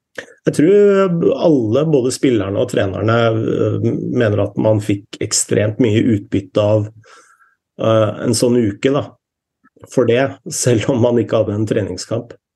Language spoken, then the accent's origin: Norwegian; Norway; her hjemme i Norge